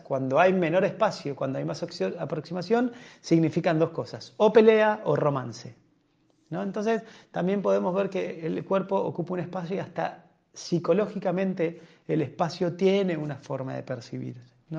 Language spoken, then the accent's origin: Spanish; Argentina; entre nosotros los argentinos